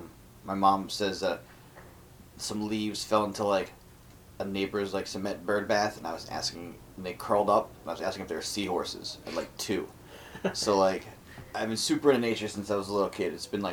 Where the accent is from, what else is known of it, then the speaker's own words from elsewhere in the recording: Philadelphia, Pennsylvania, United States; also born or lived in Abington, Pennsylvania; Actually, technically, I was born in Abington, which is the bane of my existence, because I lived my entire life in the city of Philadelphia.